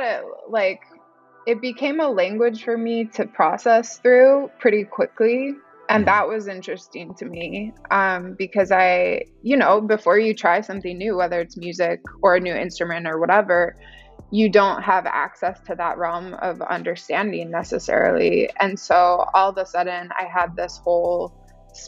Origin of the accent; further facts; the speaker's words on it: Chicago, Illinois, United States; moved away; also born or lived in Los Angeles; I'm from Chicago, originally, Midwest